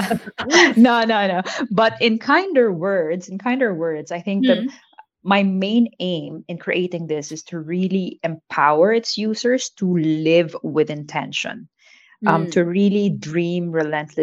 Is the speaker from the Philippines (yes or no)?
yes; Philippines; moved away as an adult; now in Singapore; I am proudly born and raised in the Philippines, but Singapore has been my second home for more than 12 years now